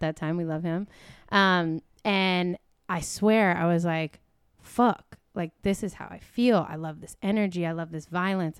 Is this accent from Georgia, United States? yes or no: yes; Atlanta, Georgia, United States; moved away as an adult; also born or lived in Portland, Oregon; we grew up in East Atlanta